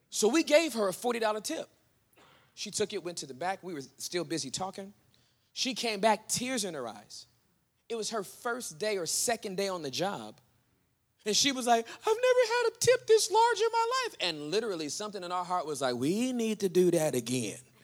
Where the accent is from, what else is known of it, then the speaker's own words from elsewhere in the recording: Southern California, United States; now in Denton, United States; since I'm from Southern California